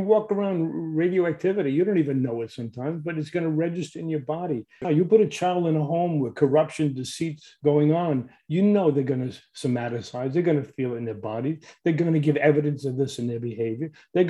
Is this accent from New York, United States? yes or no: yes; New York City, New York, United States; I grew up in Brooklyn, New York